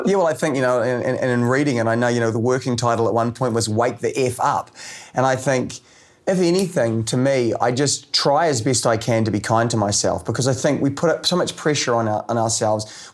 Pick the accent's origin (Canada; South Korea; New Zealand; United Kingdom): New Zealand; as a Kiwi